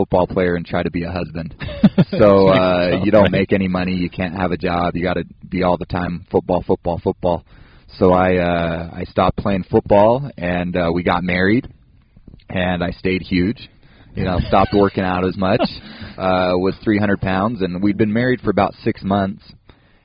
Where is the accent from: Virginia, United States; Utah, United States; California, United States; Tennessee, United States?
Utah, United States; West Valley City; I grew up in West Valley City. Went to Hunter High there